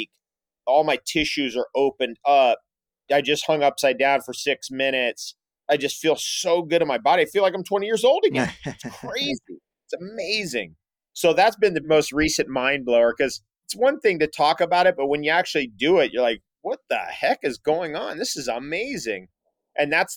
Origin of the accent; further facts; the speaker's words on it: San Diego, California, United States; Being from San Diego, I think we're both from San Diego